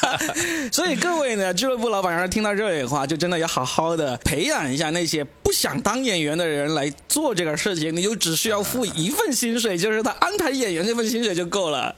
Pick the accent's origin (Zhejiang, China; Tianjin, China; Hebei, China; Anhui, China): Anhui, China; now in Shanghai, China; 来自上海啊，那我是个安徽人啊